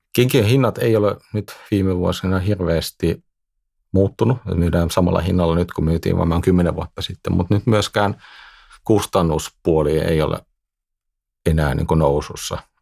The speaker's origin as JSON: {"language": "Finnish", "country": "Netherlands", "tie": "born or raised there", "moved": "as an adult", "lives_now": "Finland", "said": "mä oon syntynyt Hollannissa ja asuin siellä ja kävin siellä koulut"}